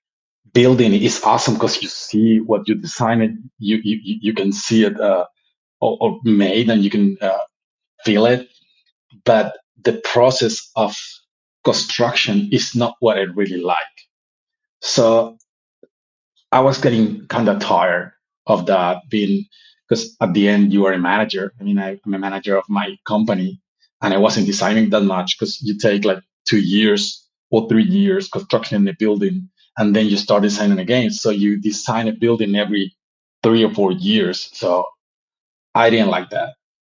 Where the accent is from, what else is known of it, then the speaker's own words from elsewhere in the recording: Colombia; English is a second language; But I have to say that I'm from Colombia all the time.